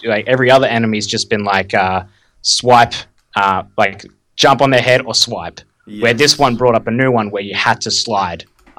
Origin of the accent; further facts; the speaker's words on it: Australia; Just lucky I'm Australian.